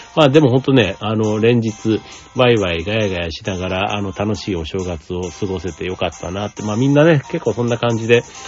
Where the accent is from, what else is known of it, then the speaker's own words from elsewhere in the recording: Osaka, Japan; moved away; 大阪に帰って帰省してたんですけども